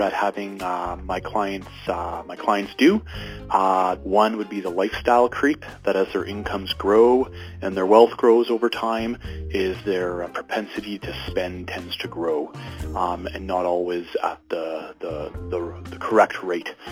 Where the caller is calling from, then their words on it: Edmonton, Alberta, Canada; I'm calling from Edmonton, Alberta